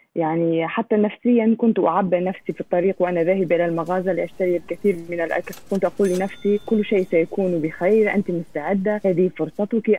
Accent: China; من مواليد الصين

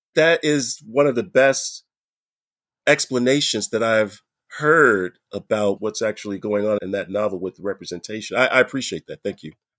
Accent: United States; now in Canada; I'm an American, right, in Canada

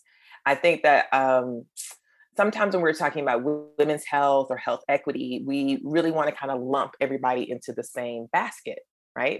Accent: Eastern North Carolina, United States; my hometown in Eastern North Carolina

